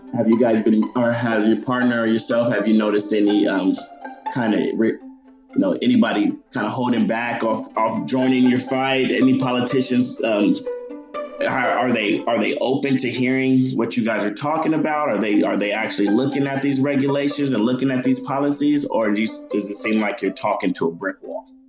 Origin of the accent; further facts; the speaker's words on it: San Diego, California, United States; San Diego, like where I'm from